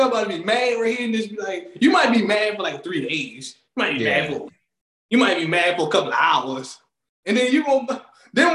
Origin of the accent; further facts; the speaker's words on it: PG County, Maryland, United States; I always gotta show my hometown love. They do not call PG Pretty Girl County for nothing